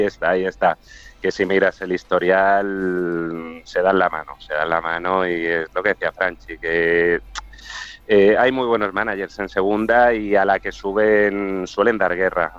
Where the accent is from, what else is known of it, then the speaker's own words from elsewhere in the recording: Arenys de Mar, Catalonia, Spain; Arenys de Mar, provincia de Barcelona, a 40 kilómetros de Barcelona estamos